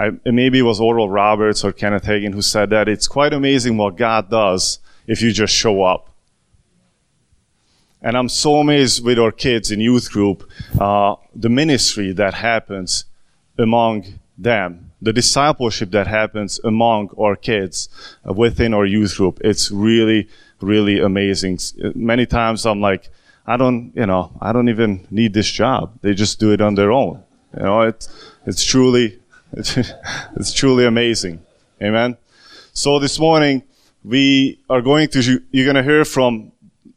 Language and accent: English; Hungary; first language Hungarian; English is a second language; now in United States; from Hungary, just like I am, from the good old motherland.